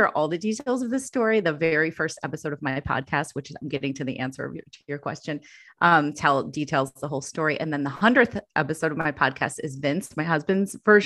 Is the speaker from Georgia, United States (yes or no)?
no; Chicago, Illinois, United States; moved away as an adult; now in New York, United States; We had moved here from Chicago, my hometown